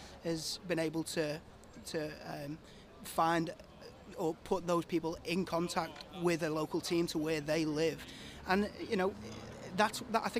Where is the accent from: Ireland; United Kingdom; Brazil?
United Kingdom; Liverpool, North West England; being obviously my hometown